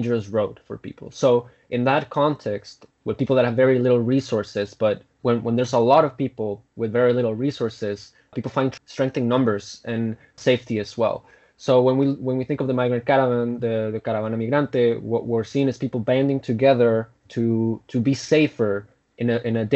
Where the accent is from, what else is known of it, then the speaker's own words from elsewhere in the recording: Guatemala; moved away as an adult; now in San Francisco, United States; I grew up in Central America, in Guatemala, and now I'm here.